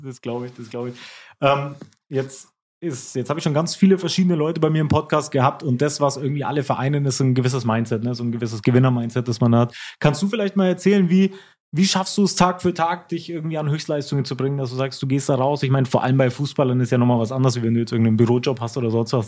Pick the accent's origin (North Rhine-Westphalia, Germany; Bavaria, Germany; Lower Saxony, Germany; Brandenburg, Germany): Bavaria, Germany; Nuremberg; als Nürnberger